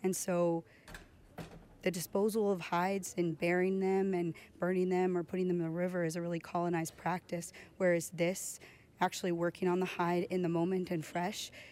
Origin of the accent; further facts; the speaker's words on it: Chickaloon, Alaska, United States; I'm from Chickaloon, Alaska